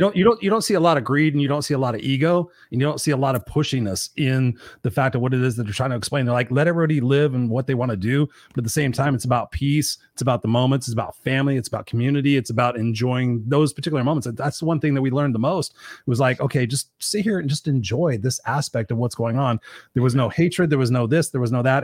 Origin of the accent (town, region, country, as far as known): Southern California, United States